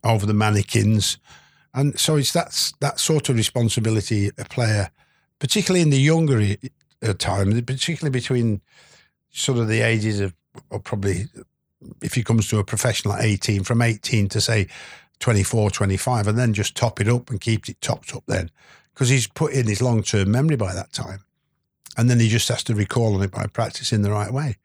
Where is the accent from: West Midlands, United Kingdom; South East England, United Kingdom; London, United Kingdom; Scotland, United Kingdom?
West Midlands, United Kingdom; moved away; I was born in the Midlands